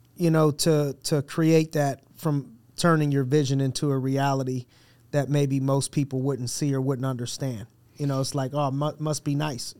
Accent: Youngstown, Ohio, United States; I'm from Youngstown, Ohio

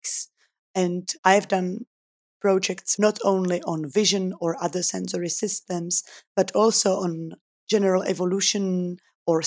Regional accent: Czechia; also born or lived in Switzerland; I'm originally from the Czech Republic, where I was born and educated

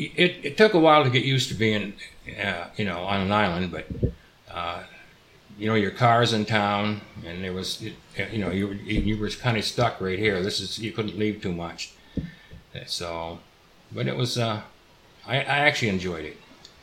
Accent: just outside of Detroit, Michigan, United States; moved away as an adult; also born or lived in Cutler, Maine; I'm originally from just outside of Detroit, Michigan

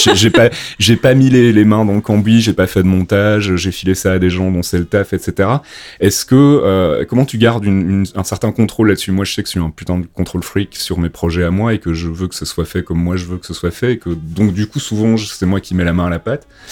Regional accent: Belgium; moved away as an adult; now in France; je suis originaire de Belgique

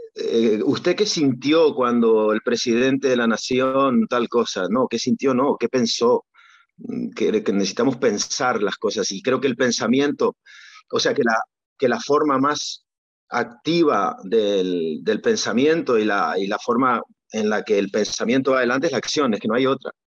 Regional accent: Argentina; moved away; cuando yo era niño, que era muy, muy complejo, era otro mundo, era muy difícil jugar al tenis. Eh, había un momento que había que ir a Buenos Aires

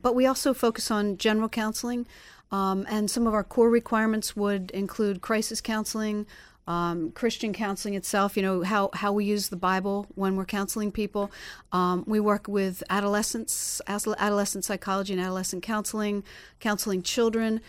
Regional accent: Pennsylvania, United States; now in Florida, United States; I'm from Pennsylvania originally

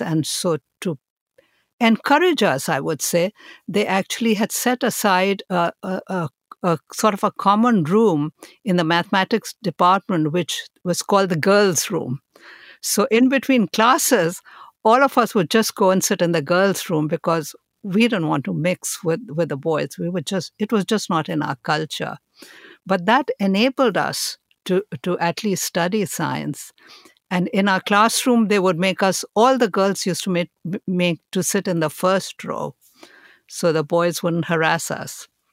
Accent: India; moved away; I was born in India and I was raised there

